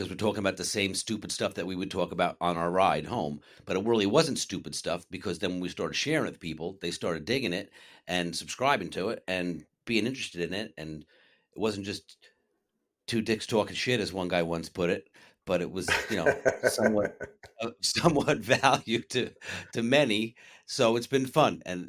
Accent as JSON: {"language": "English", "region": "New Jersey", "country": "United States", "said": "Steve, I'm from New Jersey."}